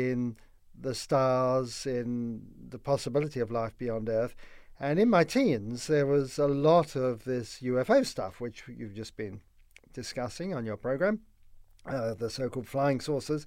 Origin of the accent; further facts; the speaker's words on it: London, United Kingdom; moved away; I grew up in London, in the UK, in the post-war years